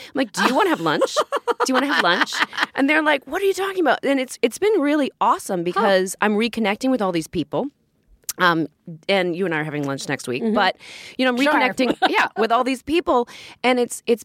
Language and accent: English; Boston, Massachusetts, United States; moved away; I'm from Boston originally, so there are certain words I cannot say